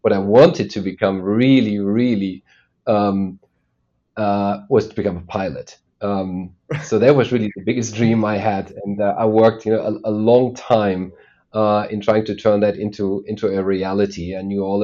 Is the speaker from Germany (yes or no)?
yes; Germany; I was indeed born and raised in Germany. That's where I still am today.